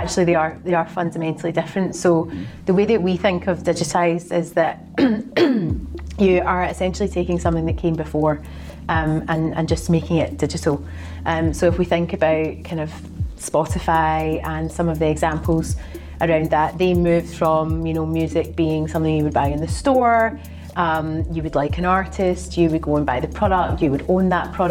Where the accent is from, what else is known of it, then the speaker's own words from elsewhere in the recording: Glasgow, Scotland, United Kingdom; accent: Glaswegian; now in London, United Kingdom; I live in London, but I'm originally from Glasgow in Scotland